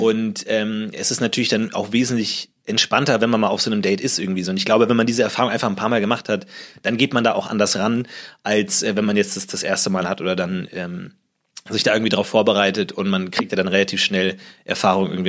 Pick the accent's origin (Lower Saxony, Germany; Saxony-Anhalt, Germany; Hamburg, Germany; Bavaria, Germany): Bavaria, Germany; Munich; moved away as an adult; now in Berlin, Germany; ich komme aus München eigentlich